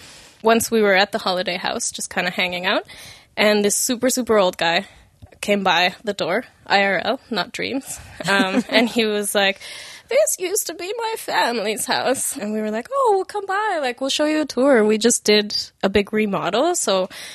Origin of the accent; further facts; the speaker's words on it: Mexico; I grew up in Mexico.